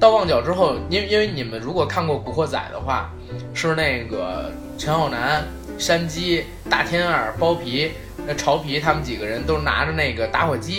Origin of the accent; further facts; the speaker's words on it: China; 因为我们是大陆人嘛，大陆人